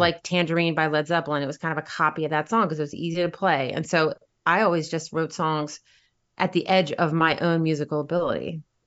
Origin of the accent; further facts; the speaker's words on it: Virginia Beach, Virginia, United States; now in New York City, United States; I grew up in Virginia